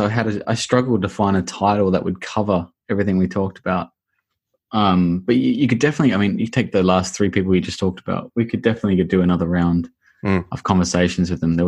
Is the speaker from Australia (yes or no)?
yes; Australia; moved away; I'm Australian. I don't even know how words come out of my mouth, mate.